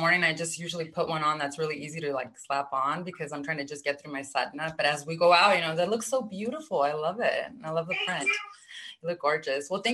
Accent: California, United States; moved away as an adult; now in Arizona, United States; I'm actually from California, but I moved to Arizona back in 2001. So I'm not from there anymore

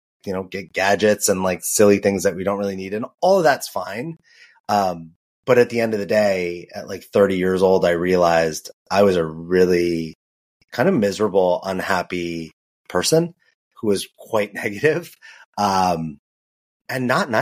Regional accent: Los Angeles, California, United States; moved away; also born or lived in New York; I grew up in Los Angeles. I lived in New York.

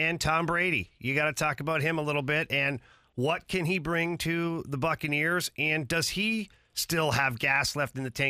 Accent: Ottawa, Ontario, Canada; I was a young kid growing up in Ottawa

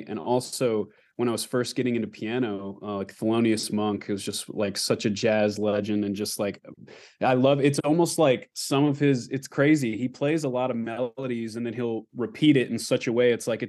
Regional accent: Anchorage, Alaska, United States; also born or lived in Texas; So I grew up in Anchorage, Alaska, and that's kind of where I was born, and then kind of spent some time between Alaska and Texas.

